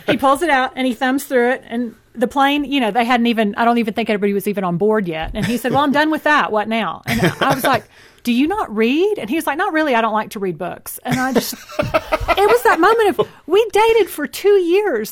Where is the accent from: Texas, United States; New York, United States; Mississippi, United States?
Texas, United States; I grew up in Texas too. I just had such a different city upbringing